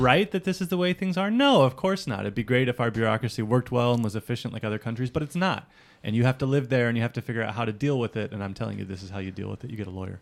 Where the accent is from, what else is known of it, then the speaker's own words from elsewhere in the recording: United States; also born or lived in Hawaii; now in Japan; I'm an American